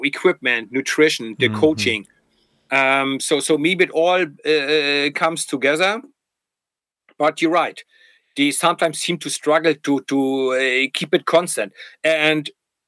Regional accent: Germany; accent: German; English is a second language; I was from East Germany

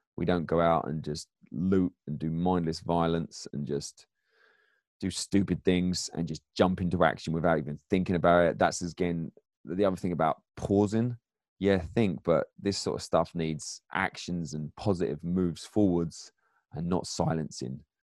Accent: England, United Kingdom; accent: English; now in United States; I'm I'm an immigrant here, but my background in England

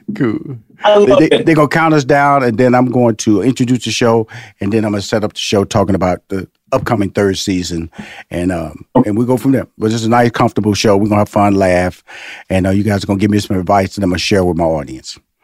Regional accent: Houston, Texas, United States; I came from Fifth Ward

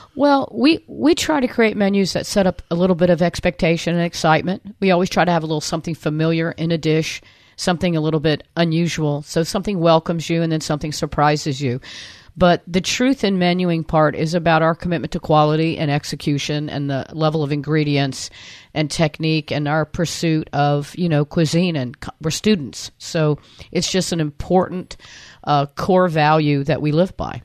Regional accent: Anna Maria, Florida, United States; also born or lived in Ybor City, Tampa, Florida / Limassol, Cyprus; when I was uh, in elementary school, we moved to Anna Maria Island

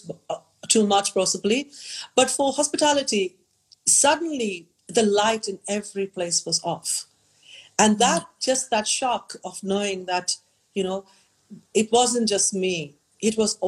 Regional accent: India; in a place like India, you know, from my hometown, you can see mountain ranges that no one has seen

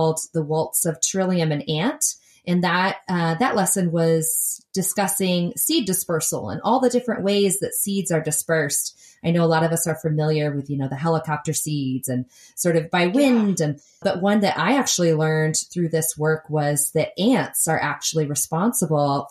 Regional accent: New York, United States; now in Portland, United States; I grew up in New York

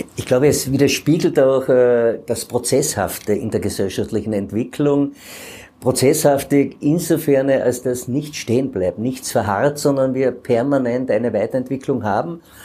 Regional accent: Carinthia, Austria; bei uns in Kärnten hier an den Gestaden des Wörthersees.

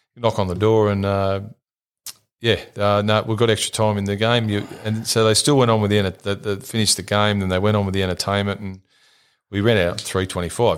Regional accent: St Marys, New South Wales, Australia; we grew up in St Mary's

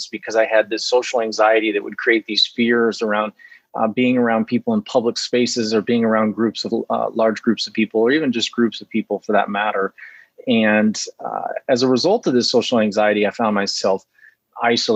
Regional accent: Fresno, California, United States; I grew up in California, Central Valley, California, Fresno

